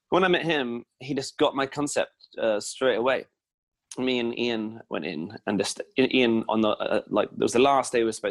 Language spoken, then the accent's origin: English; Hampshire, South East England, United Kingdom